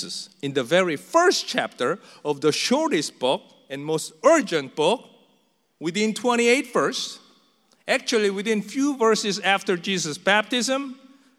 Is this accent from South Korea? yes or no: yes; South Korea; English is a second language; moved away as an adult; now in United States; a new church in a foreign land where I just learned to speak in their tongue about less than 3 years in America. I was from Korea